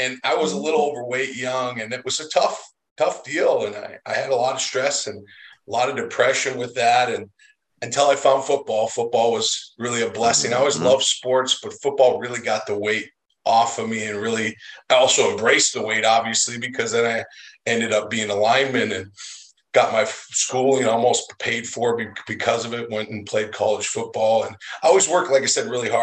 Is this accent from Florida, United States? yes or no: no; North Dakota, United States; I'm born and raised in North Dakota